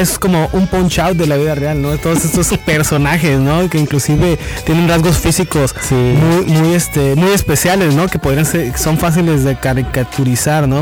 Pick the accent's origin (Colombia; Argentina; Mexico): Mexico; Baja California; como mexicanos, como baja californianos